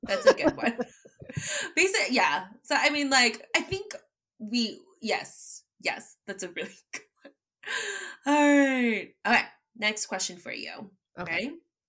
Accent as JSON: {"language": "English", "country": "United States", "said": "folklore that we as Filipino American like grew up being exposed to."}